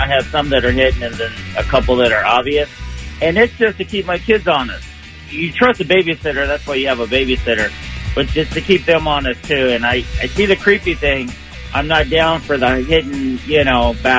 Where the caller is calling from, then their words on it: Riverside, California, United States; … from Riverside.